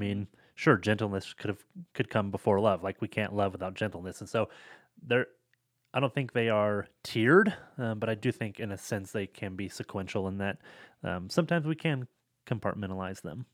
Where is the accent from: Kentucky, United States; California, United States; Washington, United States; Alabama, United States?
Washington, United States; Seattle; I'm from the Seattle area